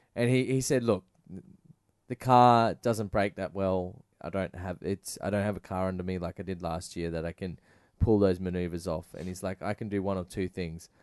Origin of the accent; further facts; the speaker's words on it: Australia; being Australian